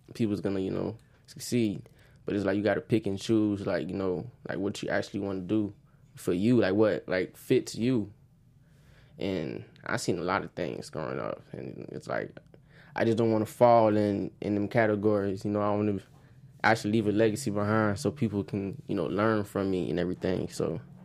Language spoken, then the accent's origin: English; Oakland Park, Florida, United States; Growing up in Oakland Park